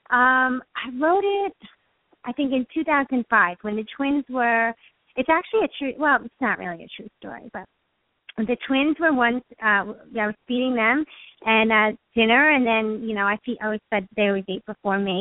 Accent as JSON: {"language": "English", "region": "New York", "country": "United States", "said": "I'm a New Yorker"}